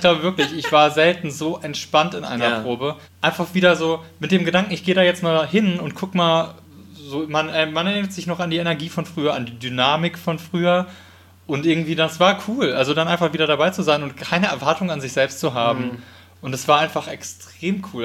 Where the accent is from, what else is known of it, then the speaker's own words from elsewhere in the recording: Wiesbaden, Hesse, Germany; Ich bin in Wiesbaden aufgewachsen